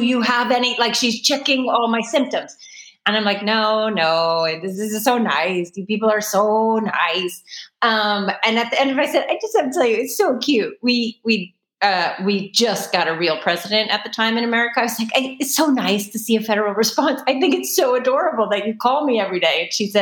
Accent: New York, United States; accent: Brooklyn; finally the Brooklyn came out before I could help myself.

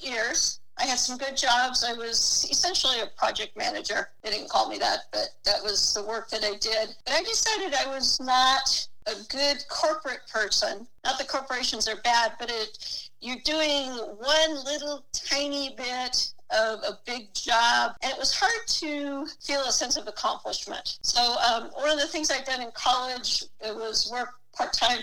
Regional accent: San Jose, California, United States; also born or lived in San Francisco; I was born in San Jose

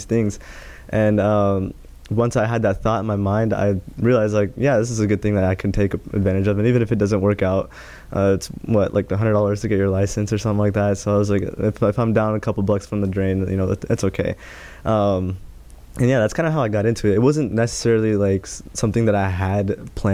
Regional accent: Greenwood, Indiana, United States; also born or lived in San Francisco, California; we moved here back in 07 in Greenwood. So now I'm here in Indiana. That's where I grew up

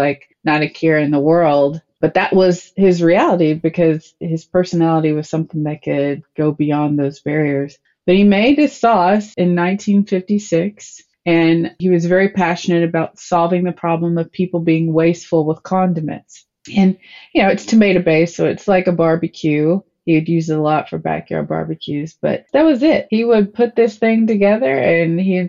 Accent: Cookeville, Tennessee, United States; By the time I grew up in Cookeville, Tennessee

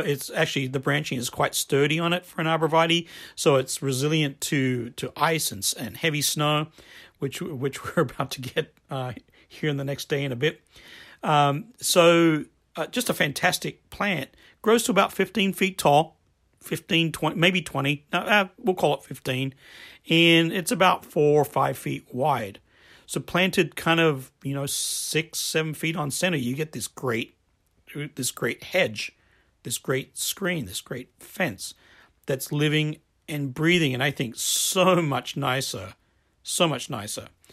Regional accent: Adelaide, South Australia, Australia; I grew up in Australia

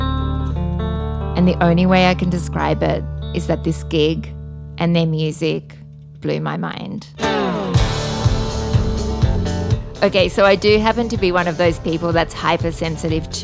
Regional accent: Australia; now in Bali, Indonesia; I'm an Australian living in Bali

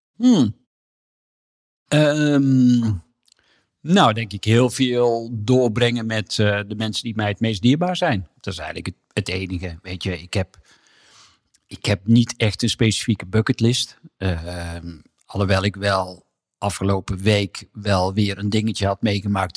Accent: Hedel, Gelderland, Netherlands; Ik ben in Hedel geboren

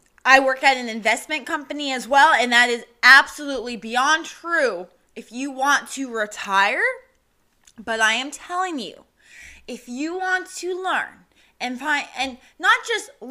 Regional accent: New Mexico, United States; moved away; I'm from New Mexico, so it used to be a huge celebration

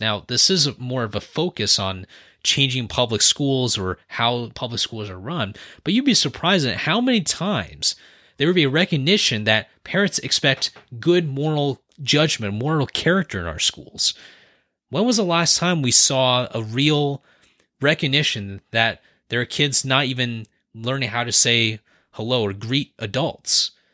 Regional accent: San Francisco Bay Area, California, United States; born and raised in the San Francisco Bay Area

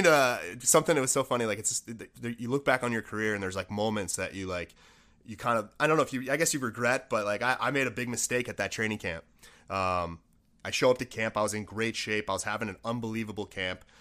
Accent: Buffalo, New York, United States; I grew up in Buffalo, New York

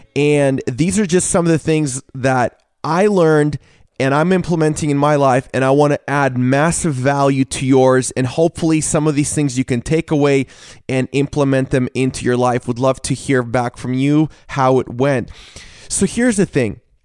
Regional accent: Washington, United States; I grew up in Washington State

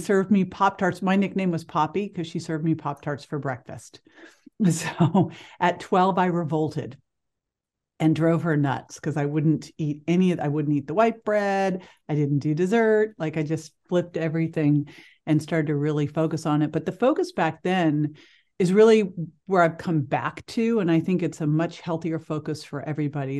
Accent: Berkeley, California, United States; growing up in Berkeley, California

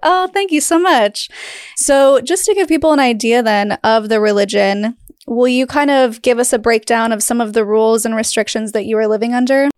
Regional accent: Utah, United States; I grew up in Utah, but not in Salt Lake. I was, like, two hours north

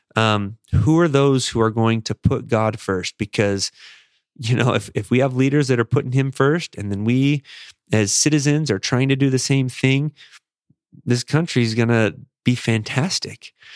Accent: Las Vegas, Nevada, United States; moved away; also born or lived in Chicago; growing up in Las Vegas and serving a mission in Chicago

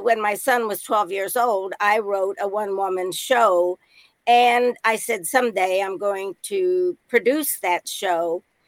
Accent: Indiana, United States; moved away as an adult; now in Nashville, United States; I was from Indiana, a midwestern town

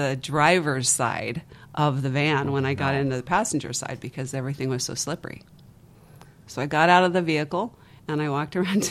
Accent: Las Vegas, Nevada, United States; I'm from Vegas

